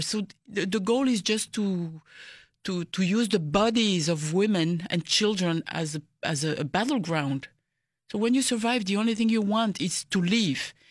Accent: DR Congo; people ask me, "Where are you from?" And then I say, "Congo."

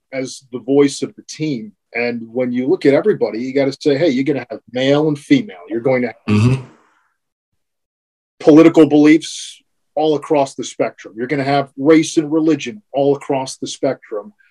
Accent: New Jersey, United States; You know, Tastykakes is a thing, and I'm a North Jersey guy, but we had a lot of Tastykakes uh, when I grew up in New Jersey, so that reminds me of home.

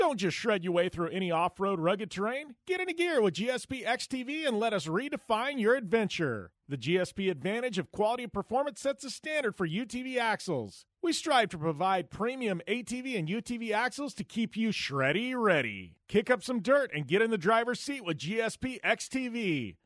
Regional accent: West Coast, United States; I'm from the West Coast

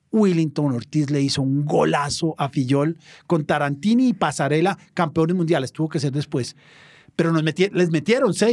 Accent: Colombia; somos colombianos.

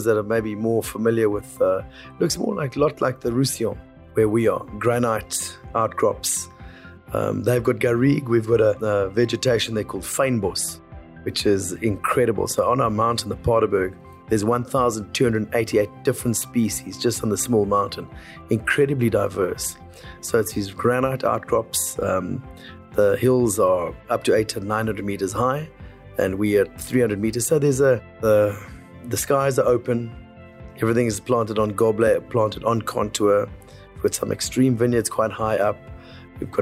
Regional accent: South Africa; we are South African

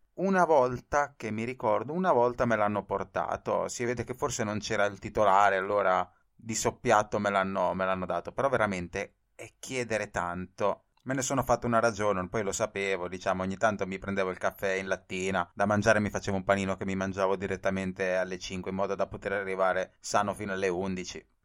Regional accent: Italy; moved away as an adult; now in Tokyo, Japan; sarò costretto a tornare in Italia

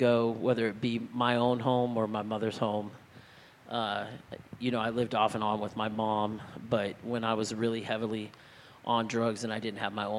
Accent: El Cajon, California, United States; where I grew up in San Diego

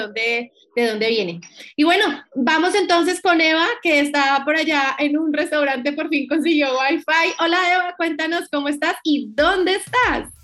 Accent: Cali, Valle del Cauca, Colombia; moved away; estamos desde mi bella Cali

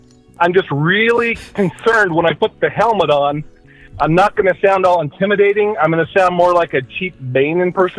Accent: United States; I grew up here in America

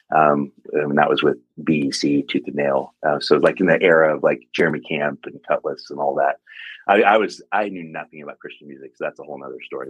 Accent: Longview, Washington, United States; also born or lived in Rainier, Oregon / Seattle / Spokane / California; now in Portland, United States; I grew up in Longview, Kelso, Washington

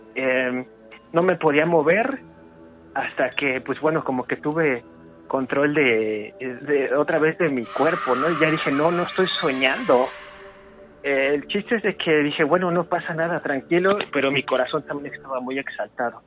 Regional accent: Cuautitlán Izcalli, State of Mexico, Mexico; yo soy del Estado de México, eh, de acá de Cuautitlán Izcalli.

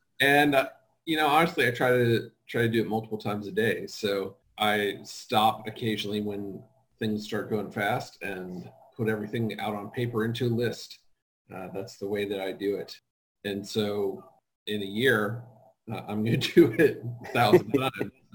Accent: Cincinnati, Ohio, United States; I am from Cincinnati, Ohio.

